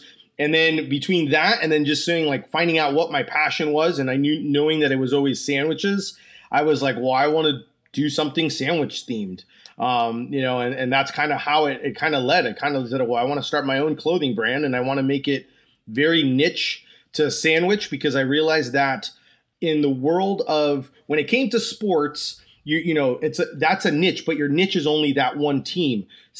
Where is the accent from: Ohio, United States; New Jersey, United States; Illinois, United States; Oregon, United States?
New Jersey, United States; also born or lived in Orlando; I'm from Orlando, Florida. I'm originally from New Jersey and I'm from Orlando, Florida.